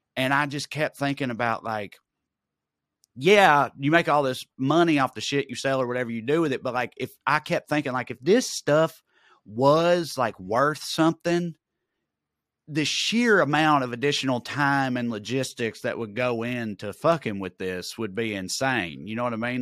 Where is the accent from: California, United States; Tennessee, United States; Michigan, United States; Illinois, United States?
Tennessee, United States; Celina; moved away; I had to spend a lot of time in Salina, my hometown